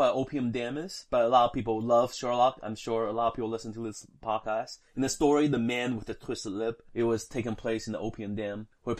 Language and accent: English; Taiwan; moved away; I'm not Indian, so I don't know. But same thing in Taiwan, where I grew up